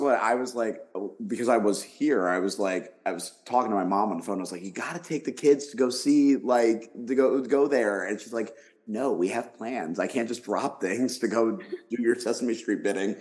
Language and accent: English; Philadelphia, Pennsylvania, United States; moved away; I'm from Philadelphia originally